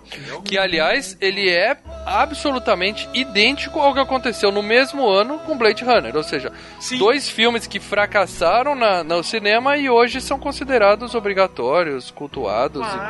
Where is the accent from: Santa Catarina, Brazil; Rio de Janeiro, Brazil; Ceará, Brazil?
Ceará, Brazil; eu cresci no Ceará